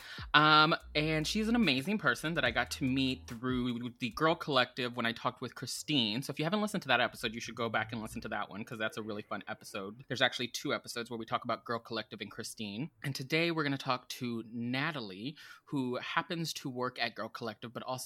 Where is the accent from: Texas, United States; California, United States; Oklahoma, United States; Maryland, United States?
Texas, United States; now in West Coast, United States; Growing up in Texas